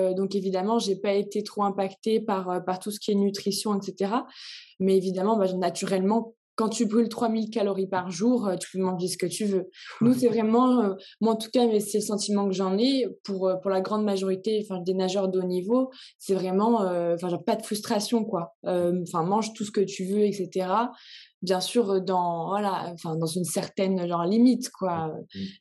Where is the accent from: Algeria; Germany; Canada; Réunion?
Réunion; je viens de la Réunion